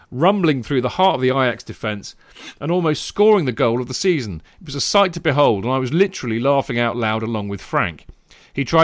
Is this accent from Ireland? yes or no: yes; Dublin, Leinster, Ireland; but I moved to Dublin, Ireland after a month. Needless to say, I didn't have much say in the matter. Growing up in Ireland, we didn't have a professional football league, so all of us followed English clubs.